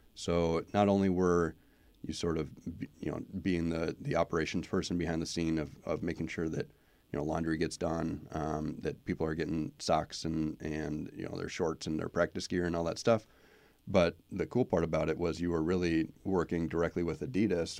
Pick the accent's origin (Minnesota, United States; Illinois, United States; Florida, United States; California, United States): Minnesota, United States; Twin Cities area; moved away as an adult; also born or lived in Wisconsin; now in West Haven, United States; I grew up in Minnesota, uh, in the, in the Twin Cities area.